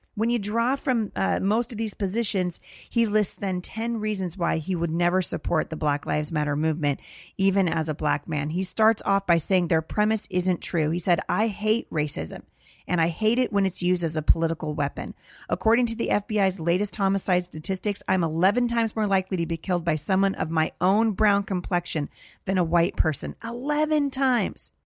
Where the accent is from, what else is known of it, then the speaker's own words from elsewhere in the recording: Portland, Oregon, United States; my hometown of Portland, Oregon.